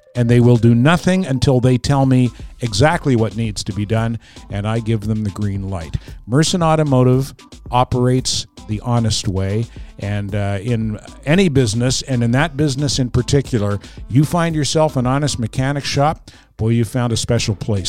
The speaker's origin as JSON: {"language": "English", "town": "Fredericton", "region": "New Brunswick", "country": "Canada", "tie": "born or raised there", "moved": "yes", "lives_now": "Montreal, Canada", "said": "I grew up in Fredericton"}